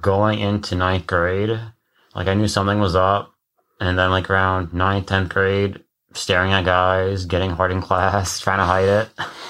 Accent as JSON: {"language": "English", "area": "Rockland County", "region": "New York", "country": "United States", "tie": "born or raised there", "said": "I grew up in New York, Rockland County."}